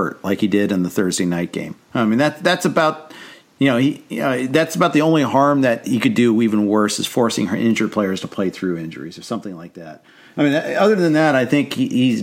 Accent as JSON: {"language": "English", "region": "Ohio", "country": "United States", "tie": "born or raised there", "said": "I grew up in Ohio"}